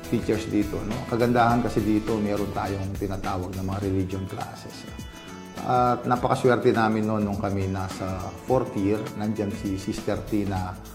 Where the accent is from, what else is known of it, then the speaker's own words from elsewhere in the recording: Santa Ana, Philippines; also born or lived in Manila; Andun ako sa Maynila, bumalik naman ako rito. Nakita ko, naghihirap naman yung bayan ko.